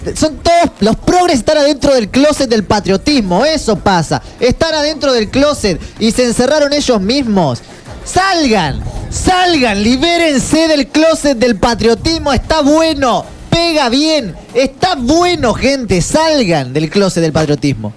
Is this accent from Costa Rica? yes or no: no; Argentina; soy argentino